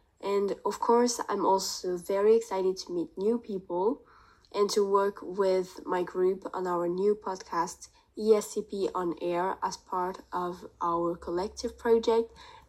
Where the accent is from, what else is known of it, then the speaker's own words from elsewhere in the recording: France; I'm from France.